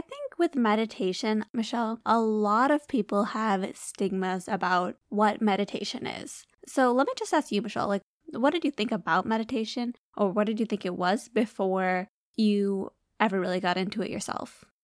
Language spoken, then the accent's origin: English; Michigan, United States; we're from Michigan.